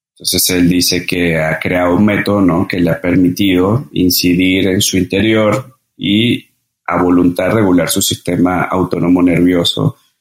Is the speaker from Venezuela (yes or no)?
yes; Caracas, Capital District, Venezuela; moved away as an adult; also born or lived in Margarita Island, Venezuela / Mérida, Venezuela / Colombia; now in Mexico; Y nací en Venezuela, nací en Caracas